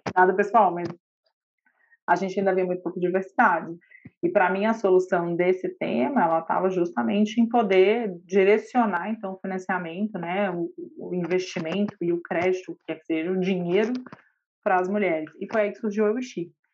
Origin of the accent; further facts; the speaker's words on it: Minas Gerais, Brazil; Eu sou mineira e advogada de formação